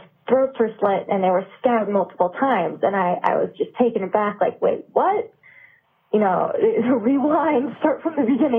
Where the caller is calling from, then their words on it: New Hampshire, United States; calling from New Hampshire.